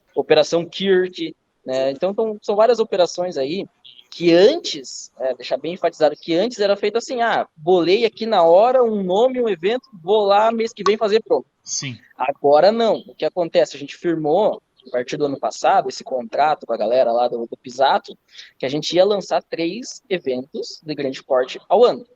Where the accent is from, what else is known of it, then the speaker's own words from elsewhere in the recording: Campos Novos, Santa Catarina, Brazil; Eu sou de Campos Novos, Santa Catarina, próximo a Joaçaba, Santa Catarina também